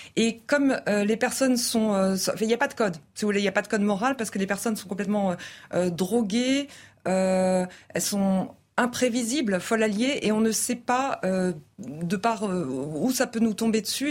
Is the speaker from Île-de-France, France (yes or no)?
yes; Paris, Île-de-France, France; je suis parisienne, je vis à Paris